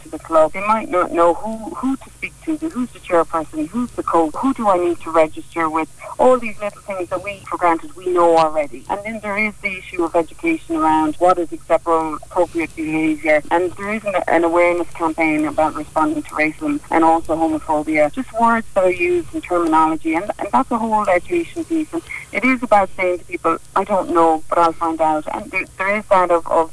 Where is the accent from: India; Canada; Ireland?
Ireland; I'm a fluent Irish speaker, I love my culture, I'm proud Irish woman